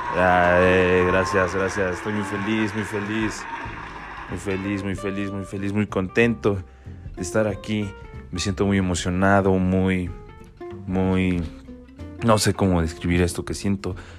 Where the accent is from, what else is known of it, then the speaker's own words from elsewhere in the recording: State of Mexico, Mexico; soy de aquí del Estado de México